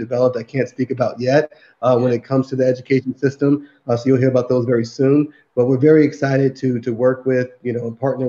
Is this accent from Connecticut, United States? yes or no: no; Newark, New Jersey, United States; I grew up in the South Side of Newark, New Jersey